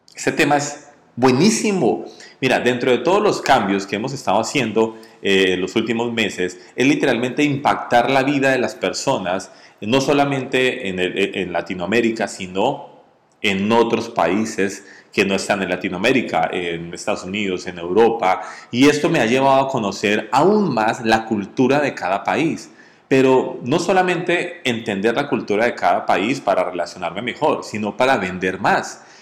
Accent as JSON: {"language": "Spanish", "country": "Colombia", "tie": "born or raised there", "said": "en mi país natal, Colombia"}